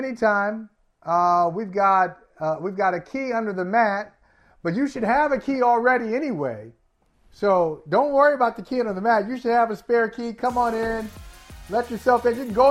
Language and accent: English; Akron, Ohio, United States; I grew up in Akron, Ohio